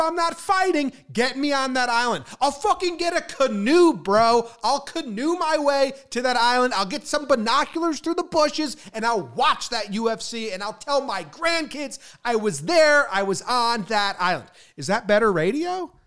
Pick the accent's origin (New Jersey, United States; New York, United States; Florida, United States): New Jersey, United States; moved away; also born or lived in Illinois / California; growing up in New Jersey